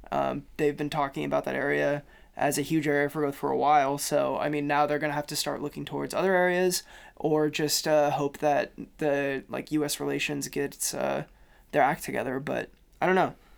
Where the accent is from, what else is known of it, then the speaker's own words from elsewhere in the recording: Kansas City, United States; moved away; I'm from Kansas City, we have Google Fiber